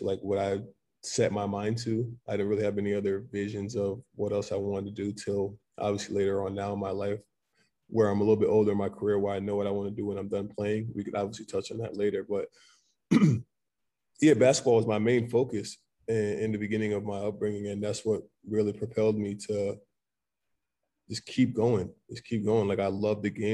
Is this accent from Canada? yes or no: no; Middletown, Connecticut, United States; also born or lived in Mount Vernon, New York; I was born in Mount Vernon, New York, but I lived in Connecticut most of my life, and that's where I consider home. Middletown, Connecticut is where, you know, I consider I'm from